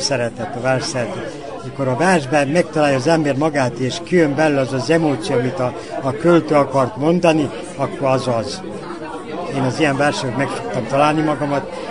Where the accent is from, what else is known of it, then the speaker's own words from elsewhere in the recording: Sajan, Vojvodina, Serbia; now in Novi Sad, Serbia; én bánáti születésű vagyok, szajáni gyerek vagyok